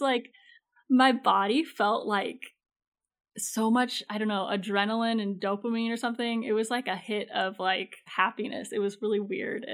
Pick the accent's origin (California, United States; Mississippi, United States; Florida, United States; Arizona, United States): Arizona, United States; Phoenix; I grew up in Phoenix, Arizona